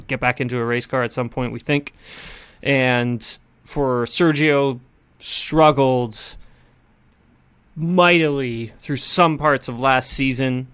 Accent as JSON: {"language": "English", "country": "Canada", "said": "I'm from Canada"}